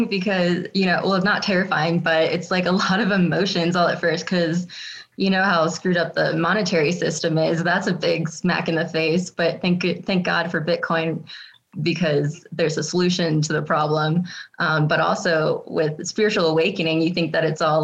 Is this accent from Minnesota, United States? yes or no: no; Virginia, United States; moved away as an adult; now in Colorado, United States; I grew up in Virginia